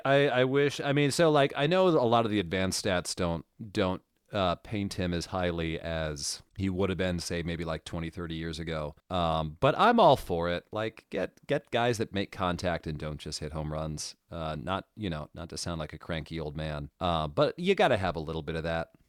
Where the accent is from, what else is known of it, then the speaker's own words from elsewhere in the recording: United States; now in Boston, United States; I moved here. I, I grew up in New Jersey and New York.